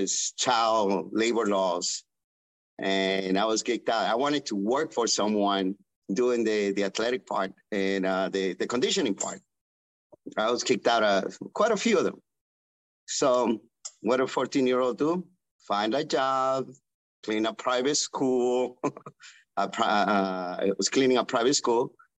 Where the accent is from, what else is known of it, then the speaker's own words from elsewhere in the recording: Guatemala; moved away; my home country, which is Guatemala